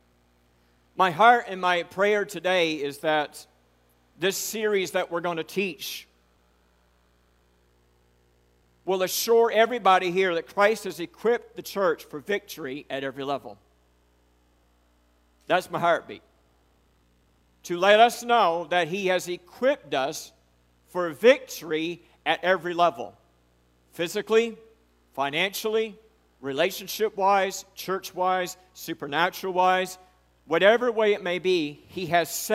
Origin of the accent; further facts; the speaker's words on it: United States; I'm a redneck from Charlotte County